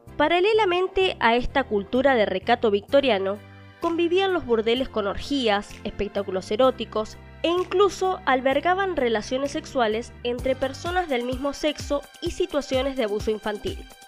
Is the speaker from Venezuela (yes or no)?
no; Argentina; En mi país, Argentina